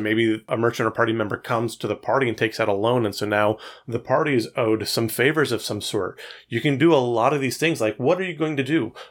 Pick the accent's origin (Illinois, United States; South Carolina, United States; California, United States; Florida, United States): California, United States; Fresno; I grew up in Fresno